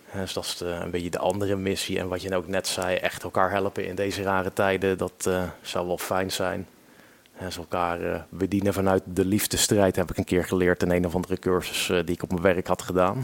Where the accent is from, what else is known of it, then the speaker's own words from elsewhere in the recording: Utrecht, Netherlands; moved away as an adult; now in Ede, Netherlands; ik kom officieel uit Utrecht, Utrecht binnenstad. Alleen ik woon nu alweer acht jaar met plezier in Ede